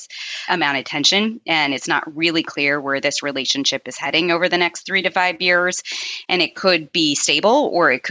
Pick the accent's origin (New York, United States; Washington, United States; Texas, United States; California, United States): Washington, United States; Seattle; moved away; I grew up in Seattle